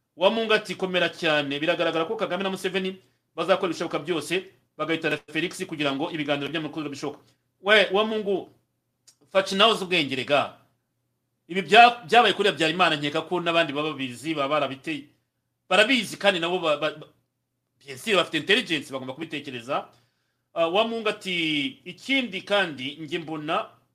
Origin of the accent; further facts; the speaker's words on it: Rwanda; abanyarwanda twe nk'abanyarwanda